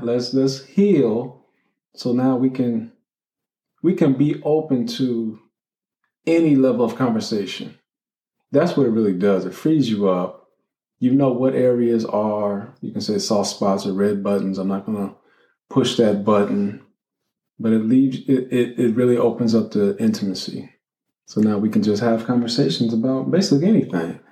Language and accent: English; Columbus, Ohio, United States; also born or lived in Cincinnati, Ohio; Then we moved from Columbus, Ohio, Cincinnati, Ohio.